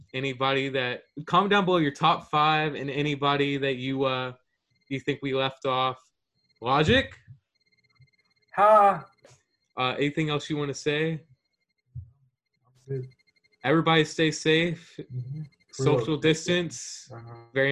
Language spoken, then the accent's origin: English; Houston, Texas, United States; I'm from Houston